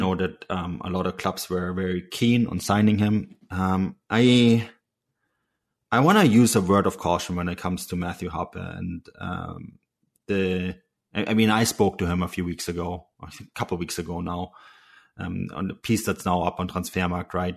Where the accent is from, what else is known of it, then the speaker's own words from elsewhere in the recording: Munich, Bavaria, Germany; also born or lived in Canadian West Coast; now in Canada; I'm from Munich